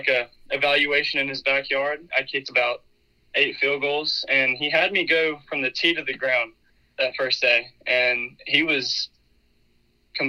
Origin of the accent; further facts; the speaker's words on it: Dothan, Alabama, United States; Dothan, Alabama, my hometown